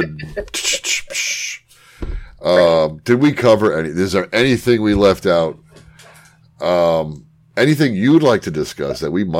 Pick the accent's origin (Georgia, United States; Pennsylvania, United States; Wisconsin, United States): Pennsylvania, United States; northern; But then I'm a northern Pennsylvania guy.